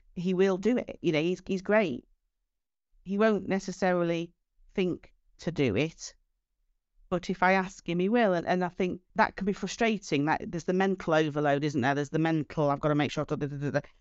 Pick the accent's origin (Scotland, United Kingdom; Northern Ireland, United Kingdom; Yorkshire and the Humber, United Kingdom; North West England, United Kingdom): Yorkshire and the Humber, United Kingdom; Doncaster; I'm from Doncaster, I, I don't have a posh accent.